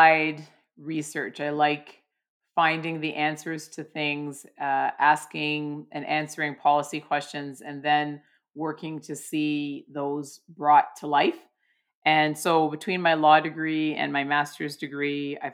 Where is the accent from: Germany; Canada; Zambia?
Canada; Toronto, Ontario; I come from Toronto, which is an incredibly multicultural city